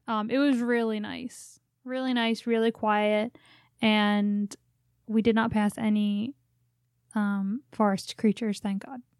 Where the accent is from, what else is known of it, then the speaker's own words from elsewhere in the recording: Philadelphia, Pennsylvania, United States; unless you're from Philly, you don't know where Mayfair is, which is where I grew up